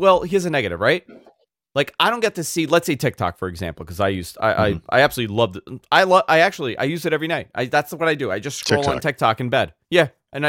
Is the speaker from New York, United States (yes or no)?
yes; New York, United States; like it's so bizarre, like how it knows I'm a New Yorker.